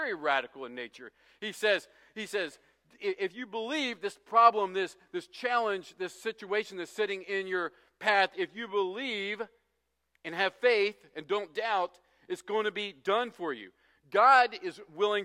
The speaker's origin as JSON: {"language": "English", "region": "West Virginia", "country": "United States", "tie": "born or raised there", "said": "I grew up in West Virginia, which is called the Mountain State"}